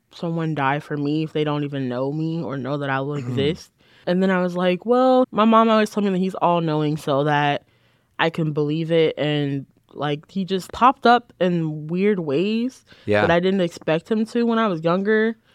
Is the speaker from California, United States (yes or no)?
no; Lynwood, Illinois, United States; So I'm from a little town in the south suburbs called Linwood. I was born in Indiana, but we moved to Linwood when I was born. And I've been there all 22 years of my life.